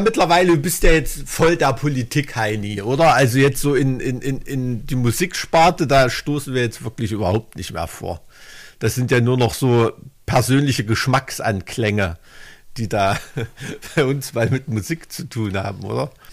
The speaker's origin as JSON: {"language": "German", "region": "Thuringia", "country": "Germany", "said": "als Thüringer"}